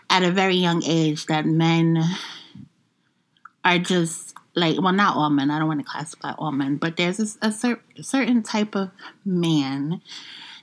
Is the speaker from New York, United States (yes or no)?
yes; New York, United States; I'm from the Bronx